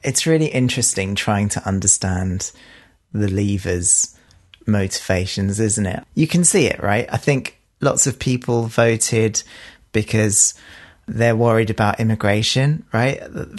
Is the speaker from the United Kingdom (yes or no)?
yes; United Kingdom; we are British